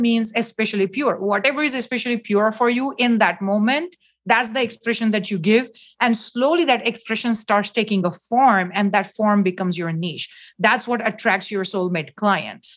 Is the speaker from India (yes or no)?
yes; India; moved away; I was born in India